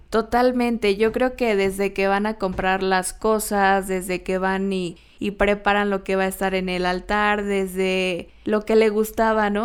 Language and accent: Spanish; Mexico; nosotros como mexicanos